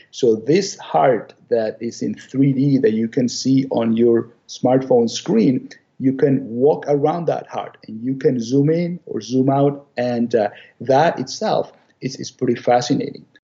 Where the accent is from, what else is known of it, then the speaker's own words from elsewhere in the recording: Venezuela; moved away as an adult; also born or lived in Chicago, United States / Ann Arbor, Michigan, United States; now in Maine, United States; I'm from Venezuela originally